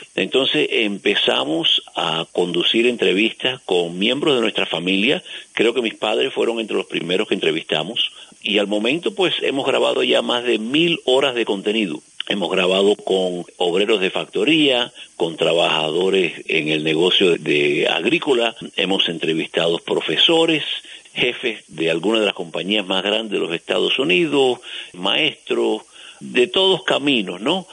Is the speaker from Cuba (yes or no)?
yes; Cuba; now in United States; yo nací en Cuba